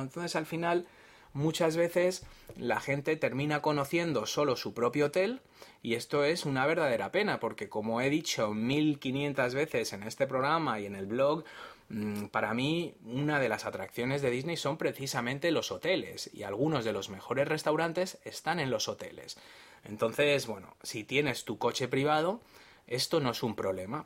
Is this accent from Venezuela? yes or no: no; Spain; yo soy de España y aquí el vehículo privado lo llamamos coche